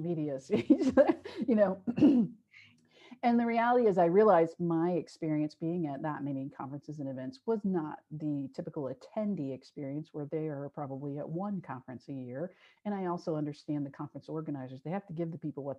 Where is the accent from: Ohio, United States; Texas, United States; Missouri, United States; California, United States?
Ohio, United States; Cincinnati; my hometown in Cincinnati